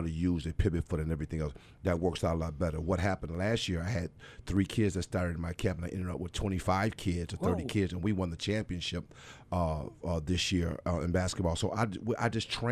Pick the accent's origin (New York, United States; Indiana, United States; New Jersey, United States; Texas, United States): New York, United States; Buffalo; I'm originally from Buffalo, born and raised here on the east side